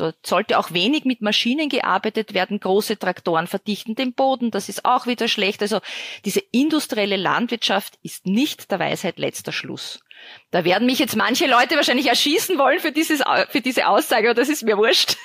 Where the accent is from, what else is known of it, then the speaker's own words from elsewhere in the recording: Austria; ich als Österreicherin